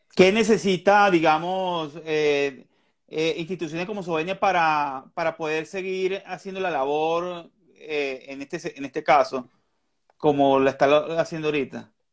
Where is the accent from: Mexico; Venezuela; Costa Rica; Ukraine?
Venezuela; now in Colombia; yo soy de Venezuela